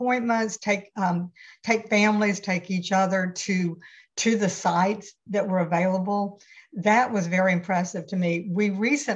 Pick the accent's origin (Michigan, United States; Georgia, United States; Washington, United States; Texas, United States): Georgia, United States; Atlanta; moved away as an adult; now in Tybee Island, United States; I'm from Atlanta, grew up in Midtown.